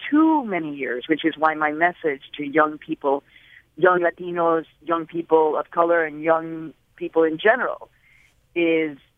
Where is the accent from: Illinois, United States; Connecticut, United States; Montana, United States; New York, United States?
Illinois, United States; Chicago; I was growing up in the United States of America in the Midwest during the 1960s and 70s.